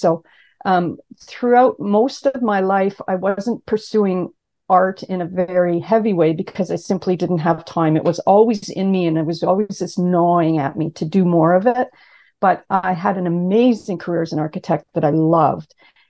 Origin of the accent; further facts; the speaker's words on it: Ottawa, Ontario, Canada; now in Toronto, Canada; I grew up in Ottawa, Canada.